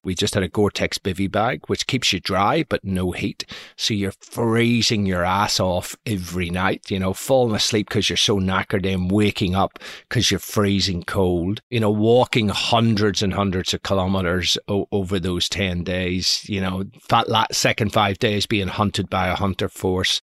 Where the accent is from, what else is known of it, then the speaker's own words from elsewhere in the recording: Belfast, Northern Ireland, United Kingdom; moved away; also born or lived in San Francisco; I was brought up in Belfast in the 1970s